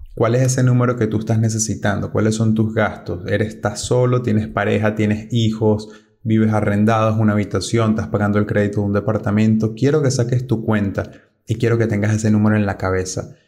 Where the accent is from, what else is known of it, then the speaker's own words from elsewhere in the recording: Venezuela; moved away as an adult; Yo soy de Venezuela y cuando salí de mi país no tenía dinero encima, eso fue hace 10 años